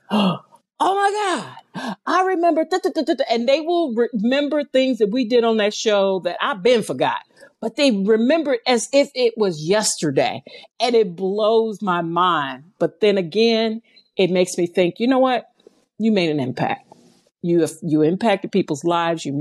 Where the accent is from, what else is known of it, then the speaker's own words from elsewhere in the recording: St. Louis, Missouri, United States; I'm from St. Louis, Missouri